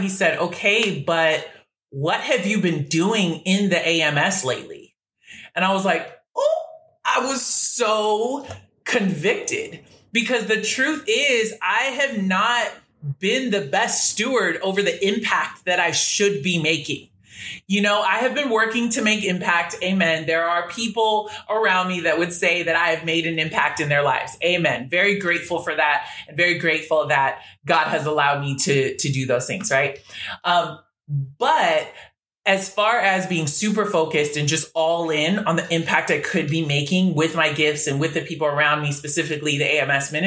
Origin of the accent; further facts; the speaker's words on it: Washington, United States; moved away; also born or lived in California; I was born in Cali, but raised in Washington State, which is about 15 minutes away from Portland